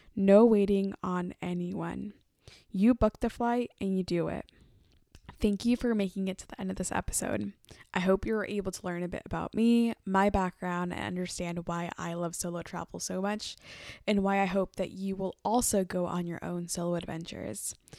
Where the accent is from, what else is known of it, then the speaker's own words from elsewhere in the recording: Oakland, California, United States; I am a Mexican-American woman who was born and raised in Oakland, California